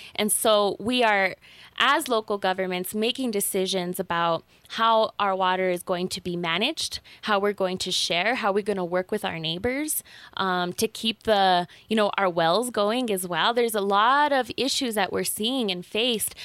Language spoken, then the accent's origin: English; Taos, New Mexico, United States; I grew up here in Taos, in, in Llano Quemado